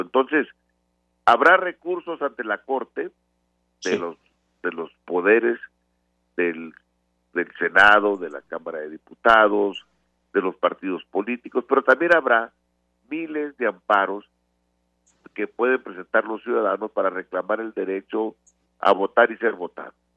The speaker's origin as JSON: {"language": "Spanish", "country": "Mexico", "said": "Somos mexicanos"}